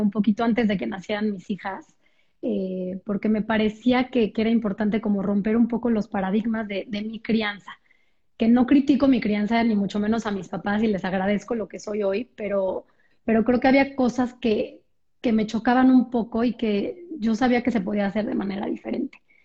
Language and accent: Spanish; Mexico; soy de México